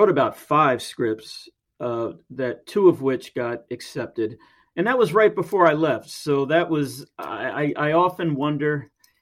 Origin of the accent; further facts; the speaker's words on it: United States; moved away as an adult; also born or lived in Taiwan; As an American